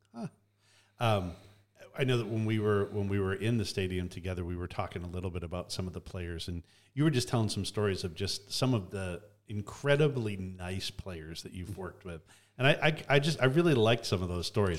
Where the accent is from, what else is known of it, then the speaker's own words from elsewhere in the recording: Canada; I grew up in Canada